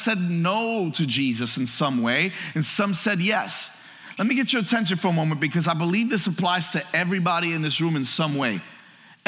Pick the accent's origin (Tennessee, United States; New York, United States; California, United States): New York, United States; New York City; I grew up in New York City.